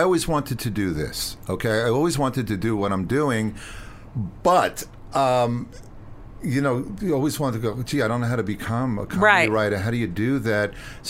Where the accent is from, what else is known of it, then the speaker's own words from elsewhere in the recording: Long Island, New York, United States; When I was growing up on Long Island